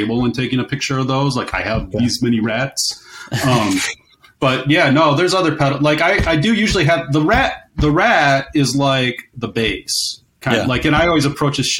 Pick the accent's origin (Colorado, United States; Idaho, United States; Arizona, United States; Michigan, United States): Michigan, United States; Kalamazoo; I'm from Kalamazoo